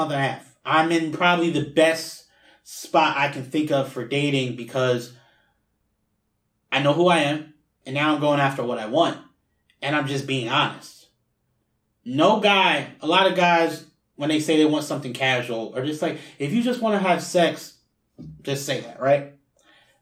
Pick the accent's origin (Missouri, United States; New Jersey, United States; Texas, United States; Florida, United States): New Jersey, United States; moved away; I'm originally from New Jersey